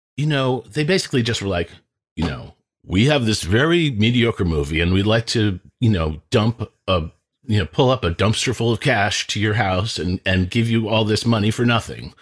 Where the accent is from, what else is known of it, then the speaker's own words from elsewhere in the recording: Lincoln, Massachusetts, United States; I am from Lincoln, Massachusetts